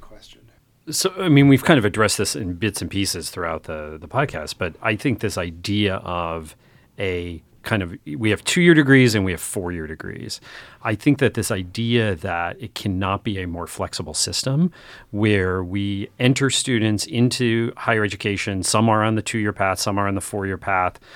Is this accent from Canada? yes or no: no; northeastern Pennsylvania, United States; moved away; I grew up in North northeastern Pennsylvania where there were not a lot of education choices